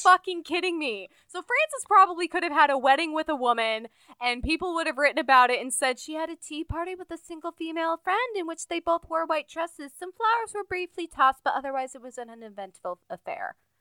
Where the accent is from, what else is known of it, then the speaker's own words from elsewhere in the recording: Urbana-Champaign, Illinois, United States; the University of Illinois, which is where my dad used to work in my hometown